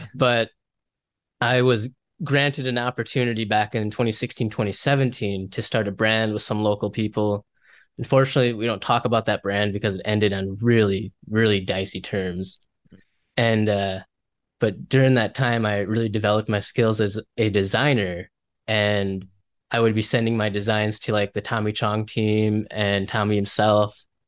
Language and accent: English; Minnesota, United States; I come from Minnesota.